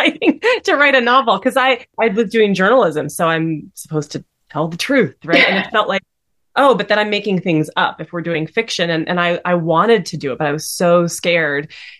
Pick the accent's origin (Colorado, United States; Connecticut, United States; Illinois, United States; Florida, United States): Colorado, United States; Denver; And we grew up together in Denver